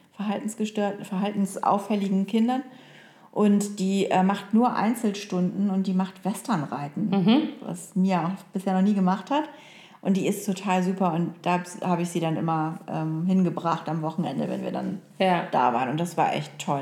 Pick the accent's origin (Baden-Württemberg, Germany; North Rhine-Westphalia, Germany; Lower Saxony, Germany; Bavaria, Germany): Lower Saxony, Germany; Oldenburg; born or raised there; moved away